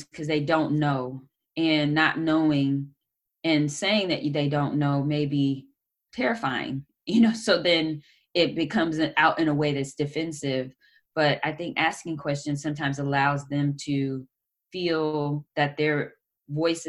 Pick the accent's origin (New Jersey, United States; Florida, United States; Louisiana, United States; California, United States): California, United States; Oakland; growing up in Oakland